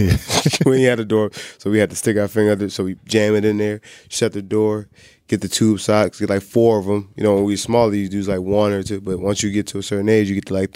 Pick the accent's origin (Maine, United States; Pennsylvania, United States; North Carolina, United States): Pennsylvania, United States; Philadelphia; I'm from Philly.